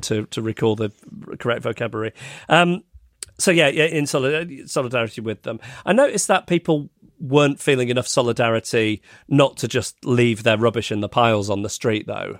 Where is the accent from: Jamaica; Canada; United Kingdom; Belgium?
United Kingdom; England; as an English person